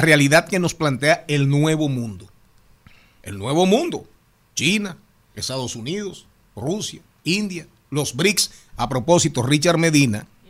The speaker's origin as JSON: {"language": "Spanish", "country": "Dominican Republic"}